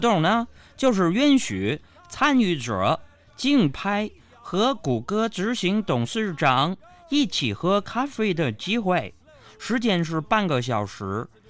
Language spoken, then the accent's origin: Chinese; Northeast China, China; 作为一个东北人呢